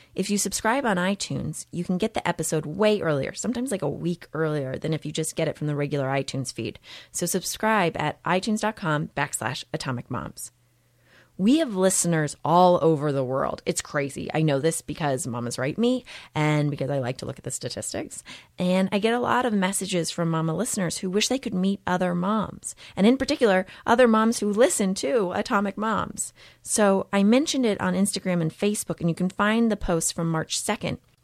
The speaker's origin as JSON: {"language": "English", "region": "Texas", "country": "United States", "tie": "born or raised there", "also_born_or_lived": "Massachusetts", "moved": "as an adult", "said": "I grew up in Texas"}